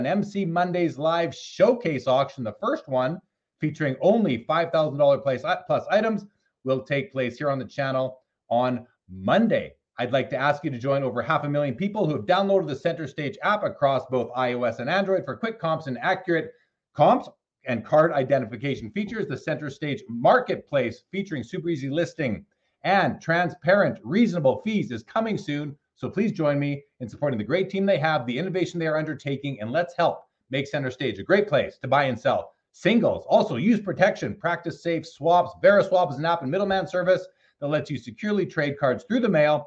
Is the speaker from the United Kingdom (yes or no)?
no; Canada; We're both Canadian